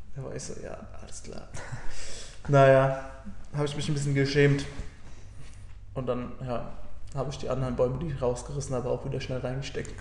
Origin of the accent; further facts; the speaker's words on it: Germany; now in Bundaberg, Australia; bei uns zu Hause in Deutschland